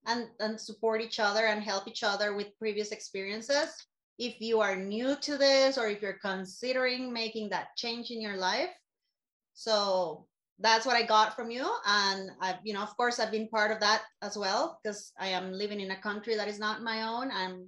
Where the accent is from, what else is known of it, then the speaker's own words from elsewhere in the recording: Costa Rica; moved away as an adult; now in Guatemala; I am from Costa Rica, but I've been living in Guatemala for the last, 8 years? Yes, 8 years I've been here.